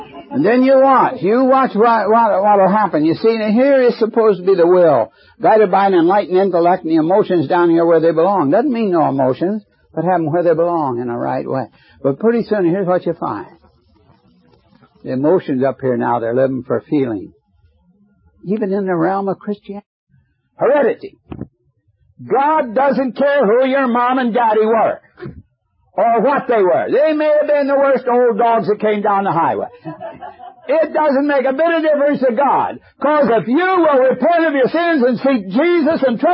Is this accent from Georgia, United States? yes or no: no; Indiana, United States; my hometown, Indiana, when I went to high school